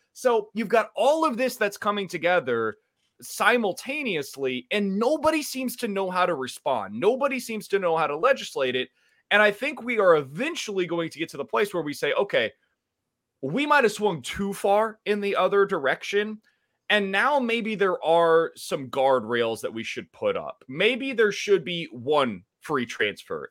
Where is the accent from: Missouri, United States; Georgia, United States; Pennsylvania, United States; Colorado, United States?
Missouri, United States; Kansas City; moved away as an adult; also born or lived in Columbia, Missouri; now in St. Louis, United States; I'm from Kansas City originally, went to Blue Springs High School